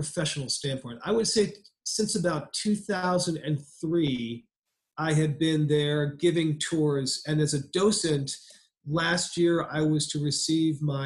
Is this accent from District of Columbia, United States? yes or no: yes; Washington, District of Columbia, United States; I'm a native of Washington, D.C. I was born at Sibley Hospital, a couple miles from the cathedral